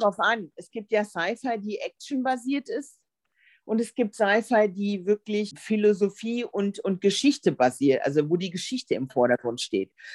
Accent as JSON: {"language": "German", "country": "Germany", "said": "bei uns in Deutschland"}